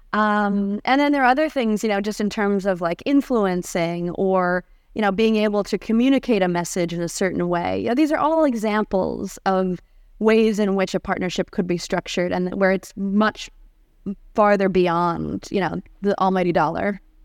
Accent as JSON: {"language": "English", "town": "Cleveland", "region": "Ohio", "country": "United States", "tie": "born or raised there", "moved": "yes", "lives_now": "Santa Barbara, United States", "said": "I grew up in Cleveland, Ohio. Uh, even though I'm now based in Santa Barbara, California, I like to say I'm a proud Californian with Midwestern roots"}